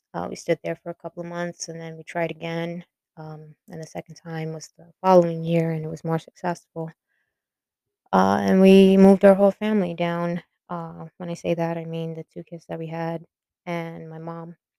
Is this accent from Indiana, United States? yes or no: no; New York City, New York, United States; moved away as an adult; also born or lived in Florida; I was born and raised in the Bronx, New York